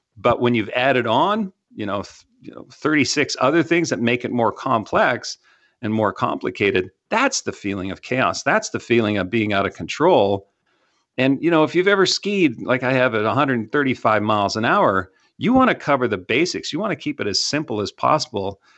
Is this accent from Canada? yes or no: yes; Canada; now in Texas, United States